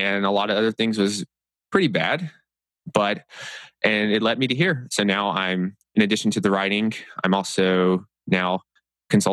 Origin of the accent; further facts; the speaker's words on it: Tennessee, United States; also born or lived in New York; I'm from Tennessee